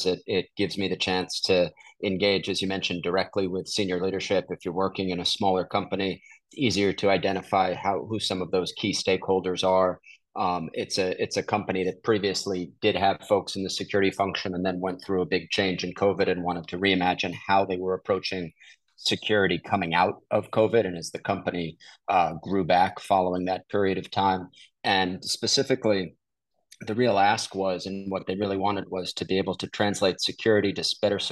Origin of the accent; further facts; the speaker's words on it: New York City, New York, United States; also born or lived in Washington, D.C. / Dallas; now in Houston, United States; I'm a New Yorker who grew up in New York City